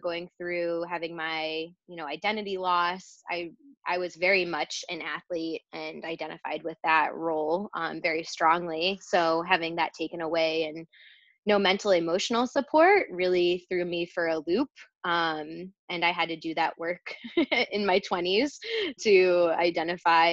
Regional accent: Rochester, New York, United States; moved away as an adult; Rochester, New York

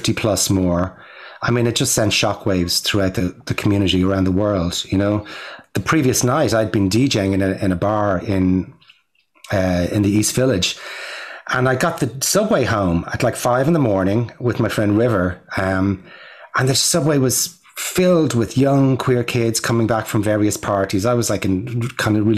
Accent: Ireland; now in New York, United States; I'm an Irish filmmaker

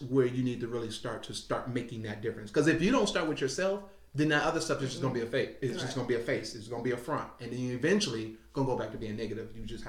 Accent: Huntsville, Alabama, United States; I'm from Huntsville. I'm from this. I played flag football. I played flag football this last season for the City League of Huntsville over at Stoner Field.

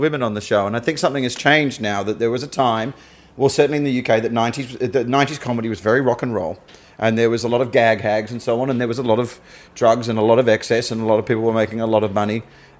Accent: Australia; I'm an Australian comedian that worked overseas.

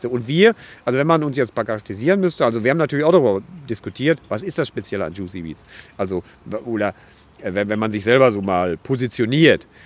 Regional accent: Dortmund, North Rhine-Westphalia, Germany; Also ich komme aus dem Ruhrgebiet, ich bin hier geboren

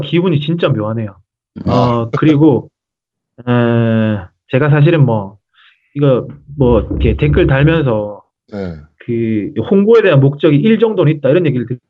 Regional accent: South Korea; 그 한국인으로서

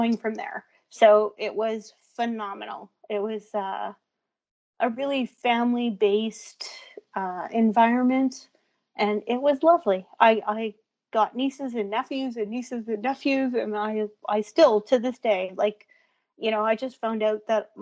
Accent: Thunder Bay, Ontario, Canada; moved away as an adult; Born and raised in Thunder Bay

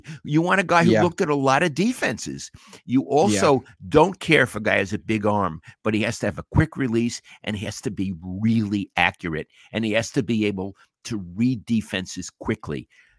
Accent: New York, United States; You know, I'm a New Yorker, but I'm very chauvinistic about California and the West Coast.

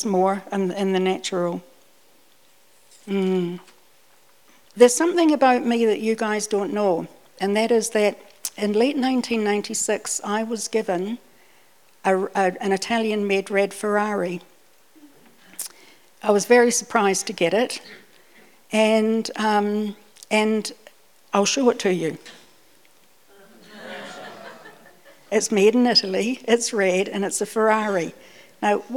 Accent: New Zealand; also born or lived in Scotland / Dunedin / northern Britain; even though I was born in Scotland, I came out to New Zealand when I was 5, and so I grew up here, and I got used to, even in Dunedin, the winter days.

